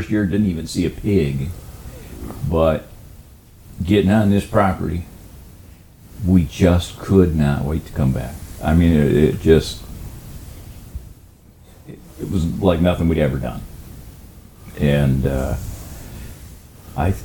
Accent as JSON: {"language": "English", "region": "Michigan", "country": "United States", "also_born_or_lived": "Upper Peninsula, Michigan", "said": "from Michigan, live in the Upper Peninsula now"}